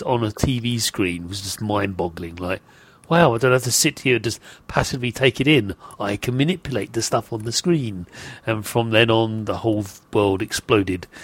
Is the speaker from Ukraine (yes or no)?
no; United Kingdom; I'm British